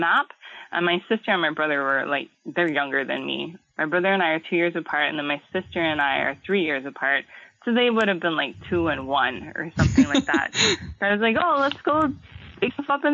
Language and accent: English; Honolulu, Hawaii, United States; born or raised there